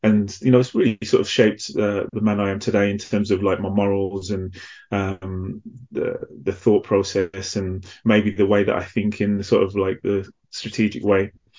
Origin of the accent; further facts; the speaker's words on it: Midlands, United Kingdom; accent: mixed; also born or lived in Manchester; now in London, United Kingdom; But for the majority of my life, I grew up in the Midlands, hence the kind of mixed accent. And then I moved to London after that.